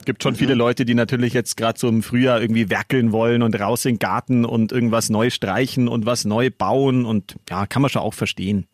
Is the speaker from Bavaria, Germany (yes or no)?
yes; Munich, Bavaria, Germany; ich bin auch in München geboren, aber meine Mama ist da aus der Nähe von Mainz und zu Hause wird mhm. halt immer Hochdeutsch gesprochen